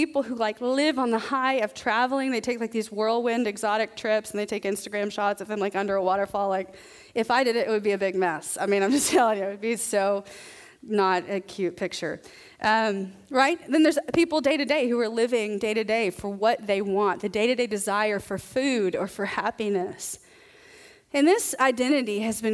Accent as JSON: {"language": "English", "region": "the South", "country": "United States", "said": "I'm from the South"}